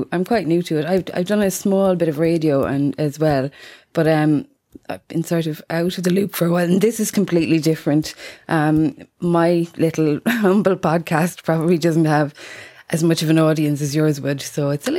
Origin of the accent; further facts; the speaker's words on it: Munster, Ireland; I'm from Tipperary in Ireland.